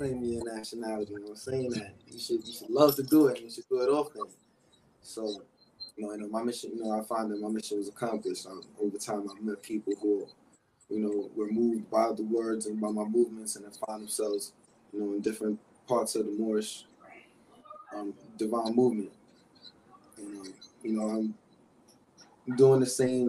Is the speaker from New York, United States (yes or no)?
yes; New York City, New York, United States; I'm from Harlem in the South Bronx, New York